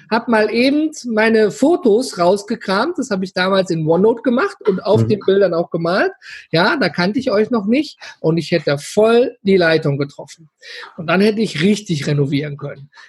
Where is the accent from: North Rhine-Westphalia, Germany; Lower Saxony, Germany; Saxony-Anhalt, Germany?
North Rhine-Westphalia, Germany; Duisburg; Ich komme aus dem schönen Ruhrpott, ja, aus gebürtig aus Duisburg.